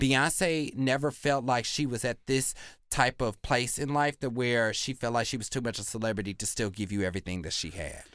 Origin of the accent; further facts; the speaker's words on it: Kansas, United States; I grew up in Kansas